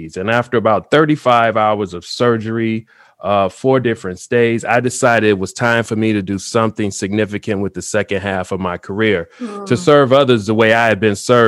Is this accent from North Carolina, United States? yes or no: no; Chicago, Illinois, United States; I grew up in Chicago